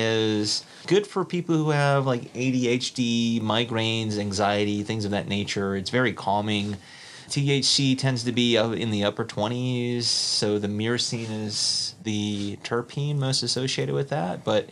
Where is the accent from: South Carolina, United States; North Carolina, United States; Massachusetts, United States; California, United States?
South Carolina, United States; moved away; growing up in South Carolina